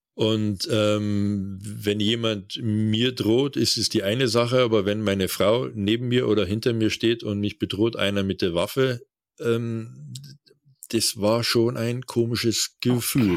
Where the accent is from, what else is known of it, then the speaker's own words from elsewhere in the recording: Bavaria, Germany; dass unser Bundesland so reich ist